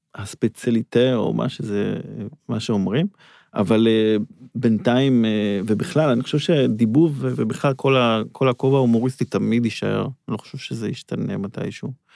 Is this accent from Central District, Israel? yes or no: no; Herzliya, Tel Aviv District, Israel; גדלנו בהרצליה